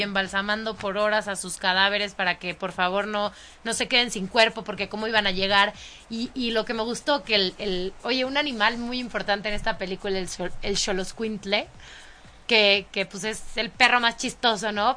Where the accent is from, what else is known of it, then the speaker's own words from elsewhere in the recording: Mexico; los mexicanos no andamos en burro y no tenemos sombrero